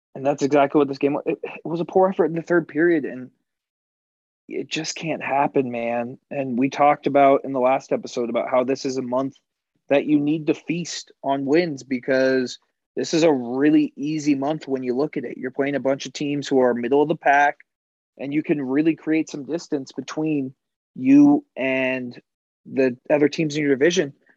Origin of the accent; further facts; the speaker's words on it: United States; as an American